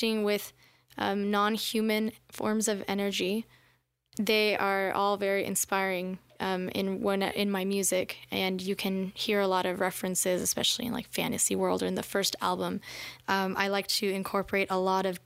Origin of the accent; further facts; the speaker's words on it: South Florida, United States; moved away as an adult; also born or lived in Gainesville, Florida; now in Austin, United States; I grew up mostly in South Florida, and I got myself to Gainesville after